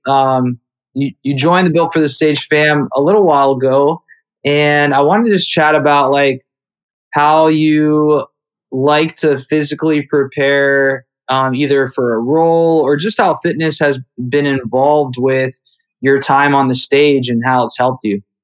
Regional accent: Youngstown, Ohio, United States; my hometown of Youngstown, Ohio.

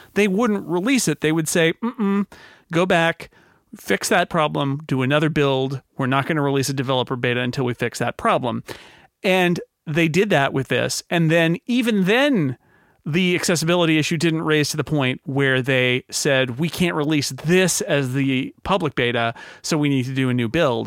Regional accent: United States; as an American

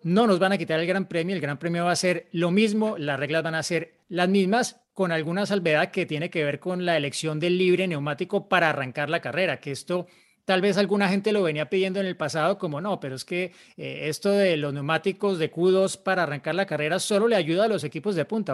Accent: Colombia; yo soy colombiano

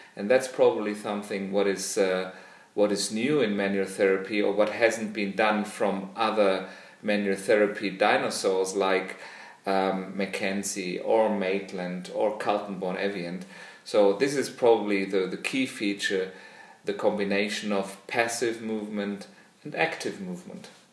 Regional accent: Germany; also born or lived in Australia; I'm a physiotherapist from Germany

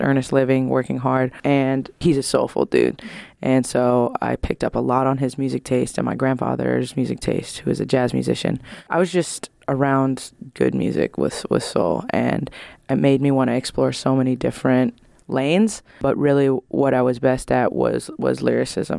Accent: San Francisco, California, United States; I'm from San Francisco, California

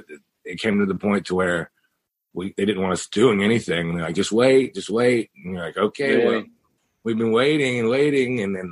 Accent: Missouri, United States; So I'm from the Ozarks. So we just packed up our studio, and in June we went back to, you know, middle America, to Missouri

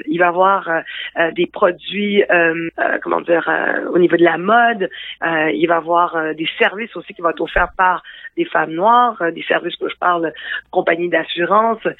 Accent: Quebec, Canada; je suis née ici au Québec, je me considère comme québécoise

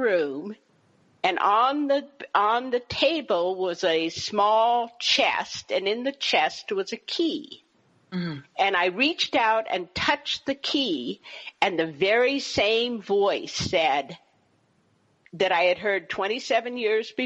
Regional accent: Berkeley, California, United States; I grew up in Berkeley, California during the 1960s

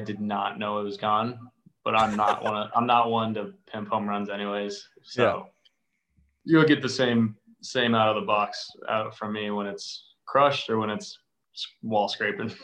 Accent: Arizona, United States; growing up in Arizona

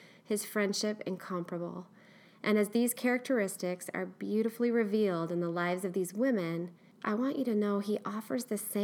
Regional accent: Eugene, Oregon, United States; West Coast, born and raised in Eugene, Oregon girl

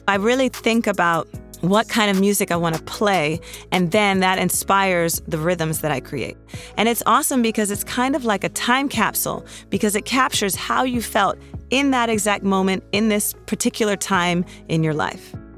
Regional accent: Washington, District of Columbia, United States; also born or lived in New York City; now in Los Angeles, United States; We are from Washington, D.C., and we currently live between Los Angeles and New York City.

